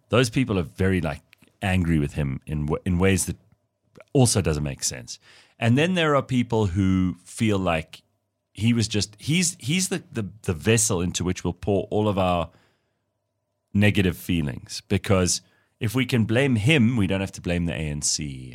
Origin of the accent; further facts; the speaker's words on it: South Africa; being South African